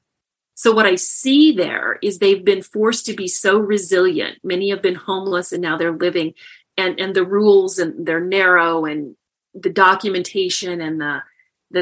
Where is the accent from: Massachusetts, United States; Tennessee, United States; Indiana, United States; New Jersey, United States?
Indiana, United States; moved away as an adult; also born or lived in Boulder, Colorado; I grew up in Indiana, and I came to Boulder, Colorado to work at Rocky Flats